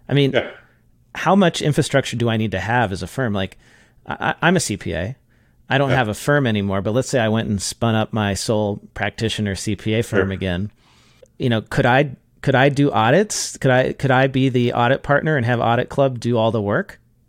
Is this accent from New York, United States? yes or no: no; Irvine, California, United States; I grew up in Irvine. I went to elementary school there.